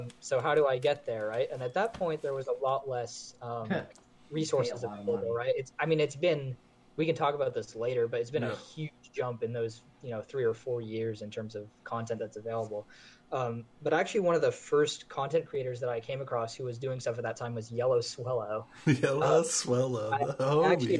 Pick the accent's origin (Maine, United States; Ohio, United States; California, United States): Maine, United States; so I grew up in Maine. I'm from Maine